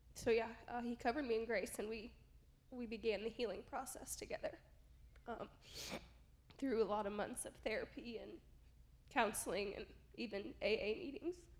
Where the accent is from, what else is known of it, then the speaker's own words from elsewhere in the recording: rural Southern Illinois, United States; moved away as an adult; now in Arizona, United States; my hometown church, you know, in rural Southern Illinois